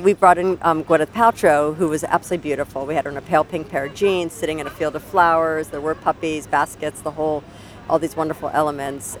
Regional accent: United States; I am American

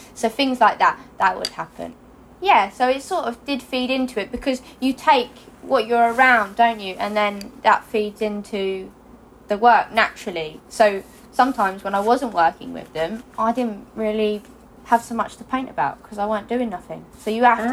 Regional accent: Hastings, South East England, United Kingdom; I was born in Hastings, but um, I grew up just outside Hastings in the countryside

